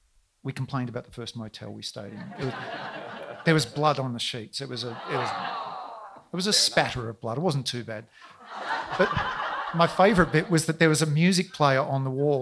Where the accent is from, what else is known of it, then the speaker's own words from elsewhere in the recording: Melbourne, Victoria, Australia; I'm really sorry, ma'am. I'm from Melbourne.